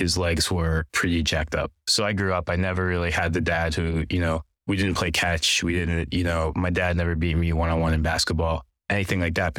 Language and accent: English; Pennsylvania, United States; also born or lived in New Jersey; I was born in New Jersey, grew up in Pennsylvania. My mom is Chinese, my dad's Indian. They both came over from Malaysia, so I'm first generation here.